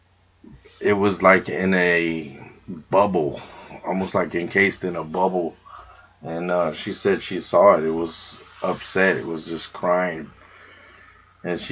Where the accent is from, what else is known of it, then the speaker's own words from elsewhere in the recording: Texas, United States; we're being from Texas, we're heavily armed